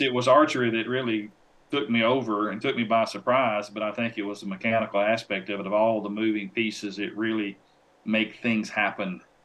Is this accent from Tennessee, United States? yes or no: yes; Tennessee, United States; a publication here in my home state called Tennessee Outdoor News